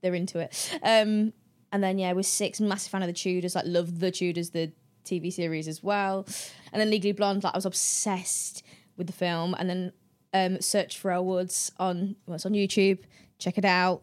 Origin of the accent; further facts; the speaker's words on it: the Midlands, England, United Kingdom; I'm from the Midlands